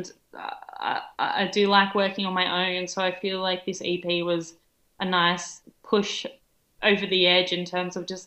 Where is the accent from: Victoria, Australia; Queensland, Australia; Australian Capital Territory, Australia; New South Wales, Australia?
New South Wales, Australia; Helensburgh; my hometown, like in Helensburg